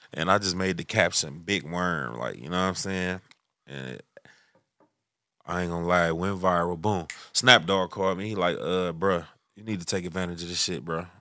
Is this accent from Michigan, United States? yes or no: yes; Detroit, Michigan, United States; I'm from Six Mile